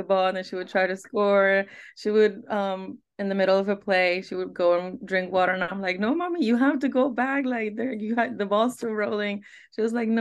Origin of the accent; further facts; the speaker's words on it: Guadalajara, Jalisco, Mexico; also born or lived in Monterrey; We always lived in Guadalajara at that point. So I moved from Monterrey to Guadalajara when I was 3